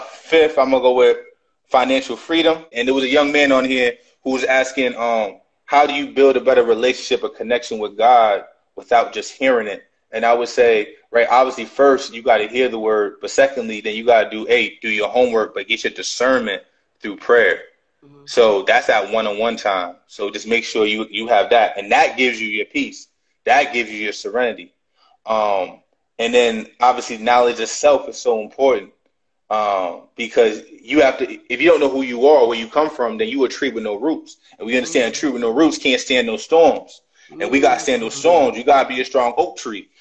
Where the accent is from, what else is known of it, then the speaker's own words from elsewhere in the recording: New York City, New York, United States; I was born in 1985 in Brooklyn, New York